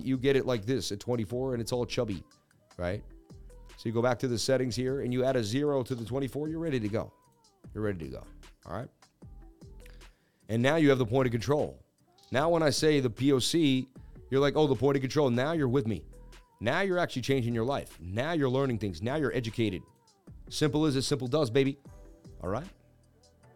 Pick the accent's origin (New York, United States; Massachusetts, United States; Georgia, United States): Massachusetts, United States; Boston; I'm from Beantown